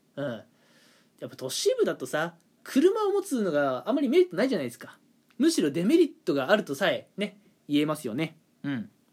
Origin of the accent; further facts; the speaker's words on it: Toyama, Japan; now in Kanto, Japan; 地元私あの富山 の方でねまあはっきり言って田舎ですよ富山